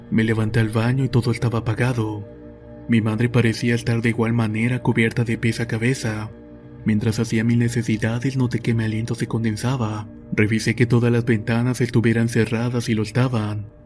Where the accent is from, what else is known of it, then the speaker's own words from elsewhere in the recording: Venezuela; al estado de Mérida aquí en Venezuela, el cual es un destino turístico en mi país muy concurrido.